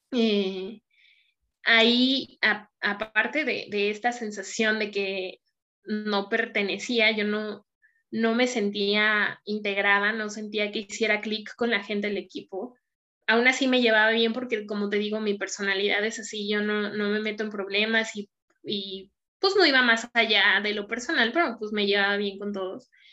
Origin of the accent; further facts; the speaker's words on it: Mexico City, Mexico; now in Saltillo, Mexico; Hoy vivo en Saltillo, yo soy de la Ciudad de México